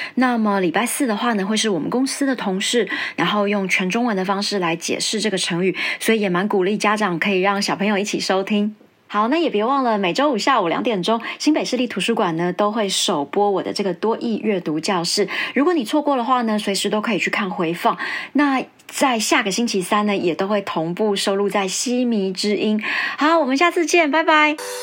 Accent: Los Angeles, California, United States; accent: American; moved away; 以前生活在美国的时候，我可能也是在洛杉矶

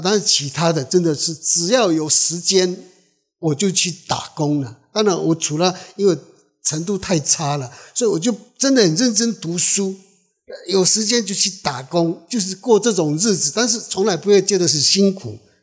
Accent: Alishan, Chiayi County, Taiwan; Chinese is a second language; moved away; 我真的是中央山脉长大的孩子，是周主

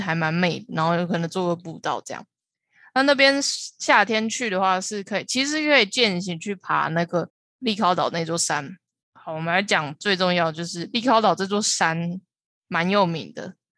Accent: Taiwan; 知道我是台湾人才会放

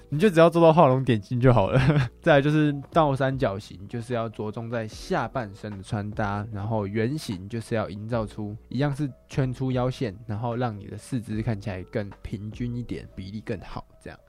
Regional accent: Taiwan; 我们台湾人

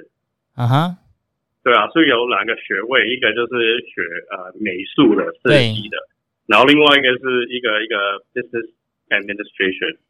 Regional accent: Canada; moved away as an adult; now in Taiwan; 我是从我是在加拿大长大的，

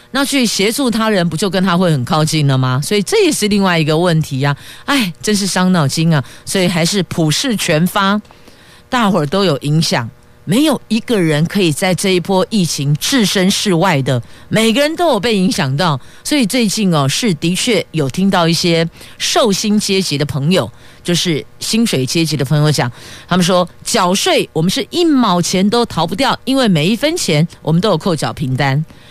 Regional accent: Taiwan; 身为台湾人

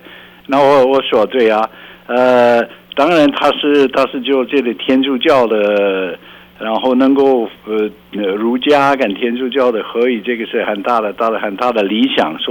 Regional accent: Belgium; Chinese is a second language; 啊，不是，比较乡下一本一本的乡下

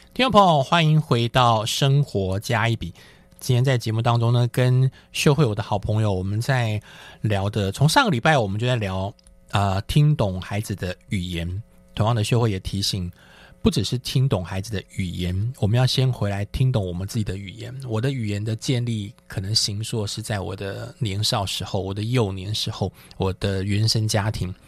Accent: Taichung, Taiwan; moved away as an adult; also born or lived in Taipei; 在念大学的时候，我也是离家，从台中就直接到台北

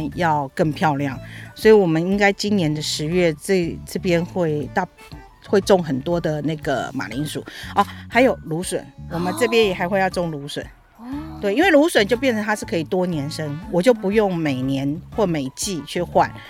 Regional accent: Taipei, Taiwan; moved away as an adult; now in Yilan, Taiwan; 虽然我算台北人嘛

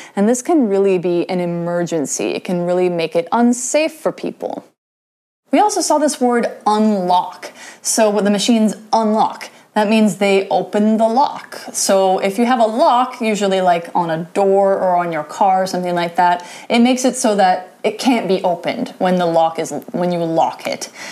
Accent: United States; I'm American

